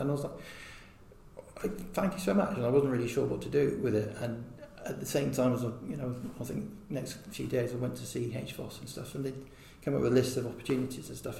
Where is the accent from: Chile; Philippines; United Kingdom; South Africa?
United Kingdom; Hereford, West Midlands; I was born in Hereford quite a long time ago in 76